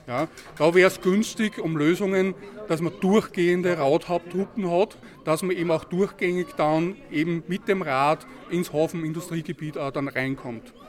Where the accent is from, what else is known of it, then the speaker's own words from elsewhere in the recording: Linz, Upper Austria, Austria; Ich komme ja aus dem Linzer Süden